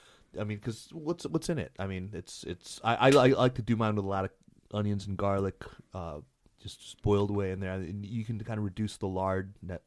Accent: Arizona, United States; now in China; I grew up in Arizona

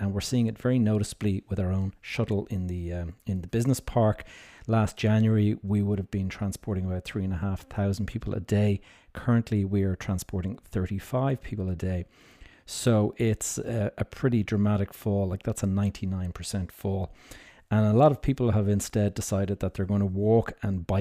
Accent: Dublin, Leinster, Ireland; here in my hometown of Dublin

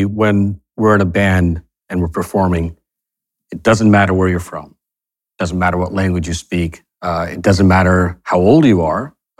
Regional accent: Fort Worth, Texas, United States; You know, I grew up in Fort Worth, Texas.

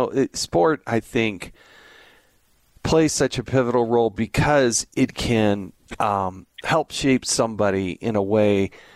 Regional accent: United States; also born or lived in Arizona / California; I grew up in Arizona, California.

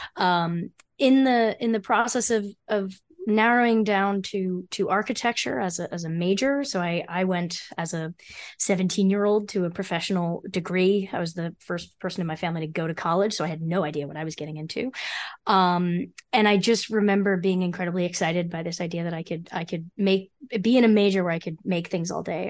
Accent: Freehold, New Jersey, United States; I grew up in Freehold, New Jersey

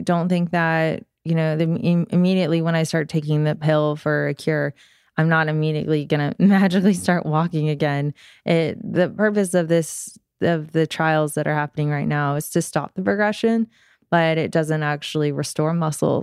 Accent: Georgia, United States; I grew up here in Georgia

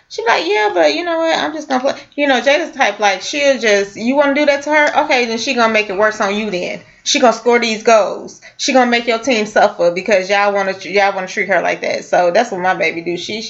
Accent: California, United States; I grew up in California

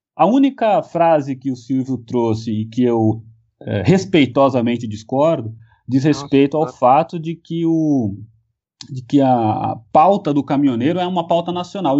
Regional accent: São Paulo, Brazil; eu sou de São Paulo e o sotaque não nega

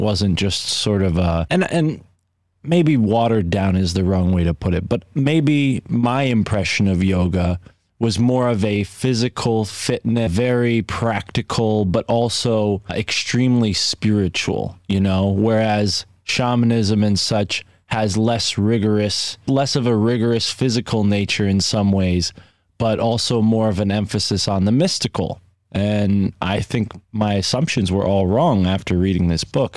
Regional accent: United States; as an American

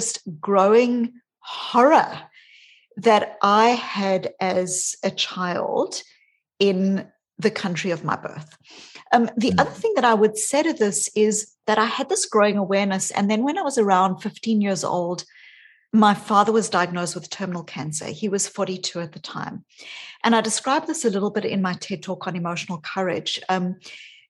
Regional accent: South Africa; also born or lived in New Zealand / Australia; now in Boston, United States; I grew up in South Africa. And when I was a child, I was born as a white South African

